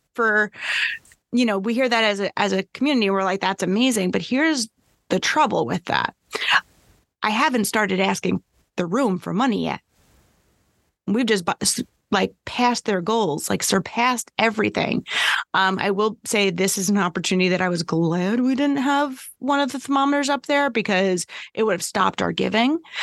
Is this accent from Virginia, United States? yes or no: no; New York, United States; I'm a New Yorker